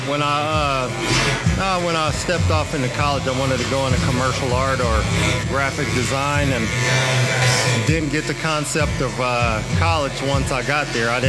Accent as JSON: {"language": "English", "region": "California", "country": "United States", "said": "Man, I came out here from Cali uh, in '98."}